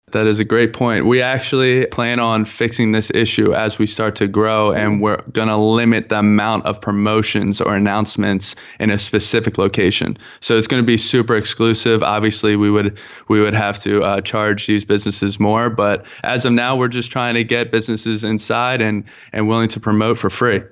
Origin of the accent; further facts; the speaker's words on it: Philadelphia, Pennsylvania, United States; now in Baltimore, United States; I'm actually from, uh, born and raised from Philadelphia, PA. Um, I am now living in, in Baltimore, Maryland.